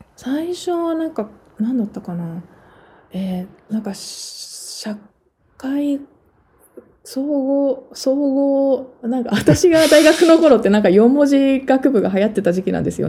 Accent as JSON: {"language": "Japanese", "region": "Tokyo", "country": "Japan", "tie": "born or raised there", "also_born_or_lived": "Connecticut, United States / Gifu", "moved": "as an adult", "lives_now": "United States", "said": "生まれは東京です"}